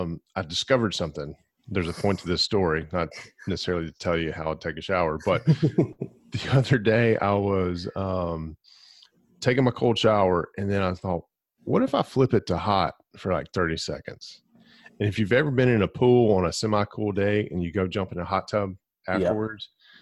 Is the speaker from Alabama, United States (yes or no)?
yes; Glencoe, Alabama, United States; I grew up in Glencoe, Alabama